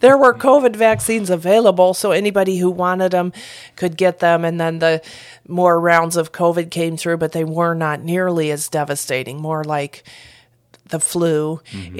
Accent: Flatland, Ohio, United States; moved away as an adult; also born or lived in Peru; I am from Flatland, Ohio

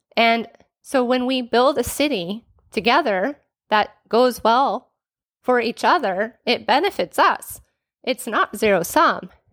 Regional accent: Renton, Washington, United States; born and raised in the Pacific Northwest, lived in the city of Renton, courtesy the West Hill since I was eight years old.

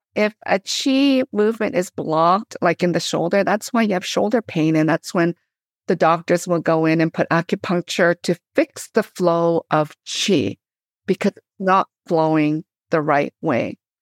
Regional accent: Canada; moved away as an adult; also born or lived in Korea; now in United States; I grew up in Canada, but now I teach in the U S.

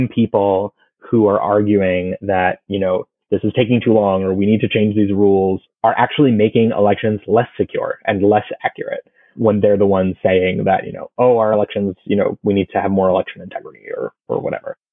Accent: Florida, United States; my home state of Florida

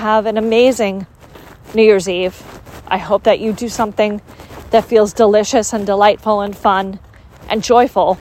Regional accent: United States; grew up in the United States, and my overworking culture is part of being American

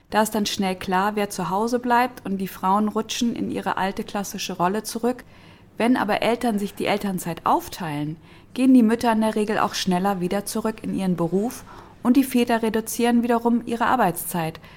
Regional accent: Berlin, Germany; in Berlin-Kreuzberg, wo ich herkomme

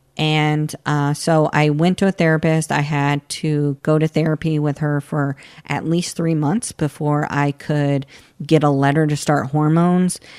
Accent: Florida, United States; I grew up in a, uh, and still live in a very conservative area in Florida

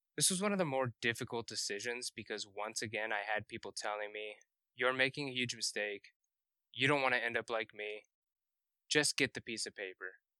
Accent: Carmel, Indiana, United States; I grew up in Carmel, Indiana, which is just north of Indianapolis

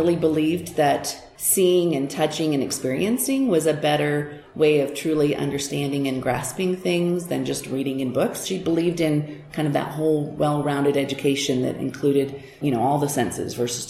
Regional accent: Hamilton, Montana, United States; also born or lived in Portland / Seattle / Bozeman; I moved back to Montana because my hometown, Hamilton

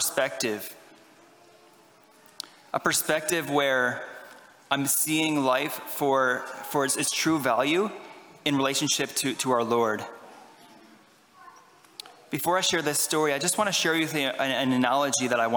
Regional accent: Ottawa, Ontario, Canada; moved away; I am Canadian. I'm from Ottawa, Ontario

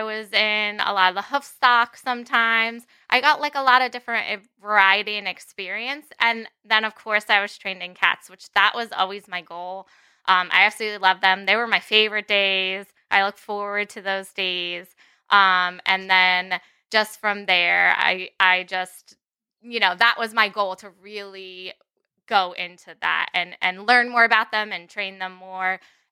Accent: New Jersey, United States; moved away as an adult; now in Connecticut, United States; I'm actually from North Jersey.

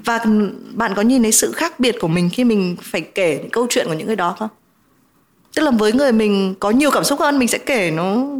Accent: Vietnam

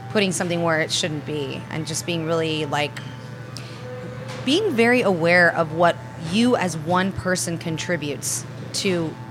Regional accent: London, United Kingdom; born there; also born or lived in Europe / United States; Um, well, I was born in London. Uh, my parents met. My dad left Spain. My mom left Italy. They connected there. They got married. They had me. Um, and I grew up between uh, Europe and the United States as a child.

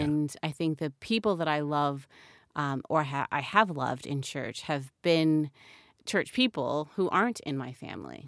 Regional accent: United States; as an American

